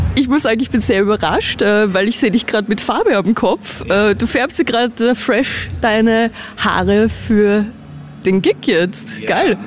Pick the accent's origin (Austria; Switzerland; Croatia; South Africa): Austria; sind wir Österreicher